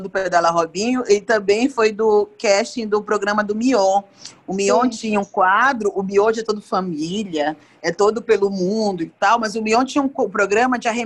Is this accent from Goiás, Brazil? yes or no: no; Belém, Pará, Brazil; Olha, Bob, eu não fui sua eleitora porque eu sou de Belém